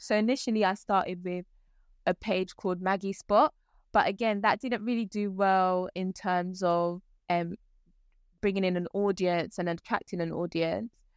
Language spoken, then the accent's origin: English; London, United Kingdom; also born or lived in Ghana; I've spent most of my career in London, um, my life, sorry, in London